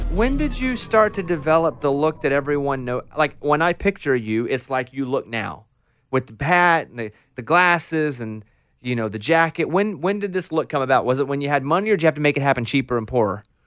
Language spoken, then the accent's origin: English; Arkansas, United States; I grew up in Arkansas, in a r, very rural town in Arkansas.